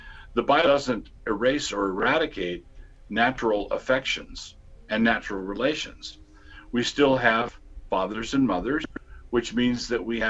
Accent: United States; I was born and raised in America

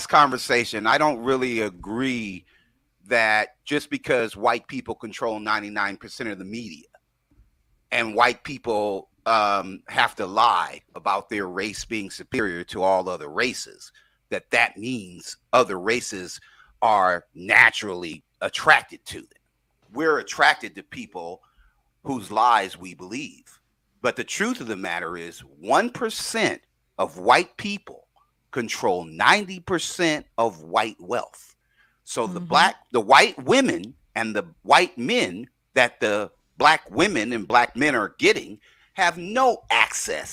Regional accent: Seattle, Washington, United States; I grew up in Seattle

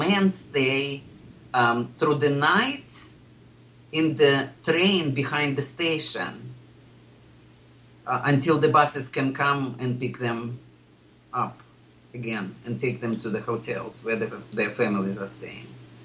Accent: Columbus, Ohio, United States; I'm from Columbus

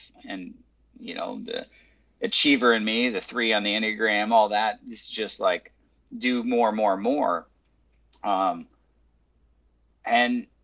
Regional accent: California, United States; also born or lived in Michigan / Las Vegas / Los Angeles; I've been born and raised in California. Lived in Michigan and in Vegas for about 4 years, but always been in LA and then now in Huntington

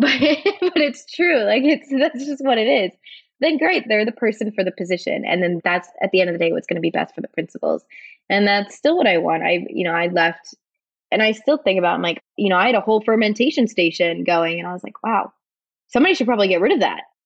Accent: Switzerland; now in United States; I grew up in Switzerland

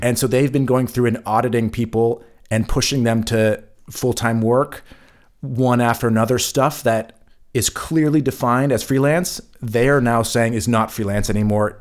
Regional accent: California, United States; moved away as an adult; now in Germany; I'm from California

